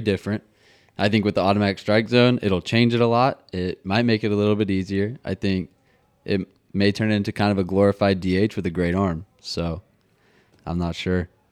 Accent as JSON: {"language": "English", "town": "Nashville", "region": "Tennessee", "country": "United States", "tie": "born or raised there", "also_born_or_lived": "Atlanta", "said": "growing up in Nashville"}